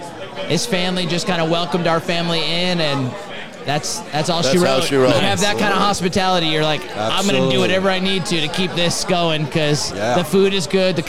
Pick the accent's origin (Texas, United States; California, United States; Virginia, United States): California, United States; Southern; also born or lived in Ventura County / Chicago; now in Phoenix, United States; I'm originally from Southern California.